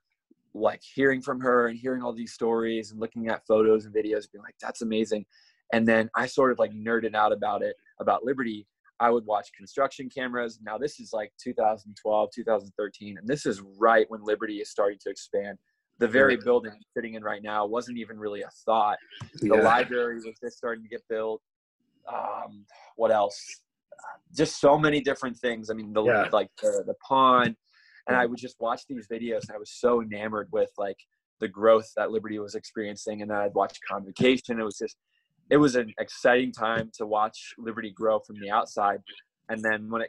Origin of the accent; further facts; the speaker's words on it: Mechanicsburg, Pennsylvania, United States; We live right outside of Harrisburg, which is the capital, so in Mechanicsburg.